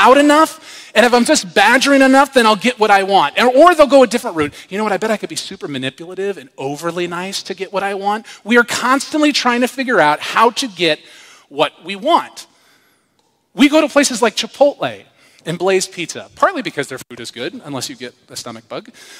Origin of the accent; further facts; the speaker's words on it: United States; I'm an American